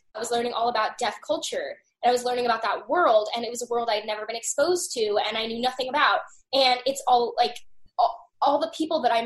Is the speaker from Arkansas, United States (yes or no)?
yes; Arkansas, United States; I'm from Arkansas